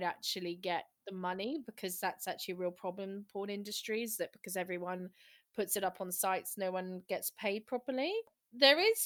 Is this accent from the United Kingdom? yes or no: yes; United Kingdom; we're British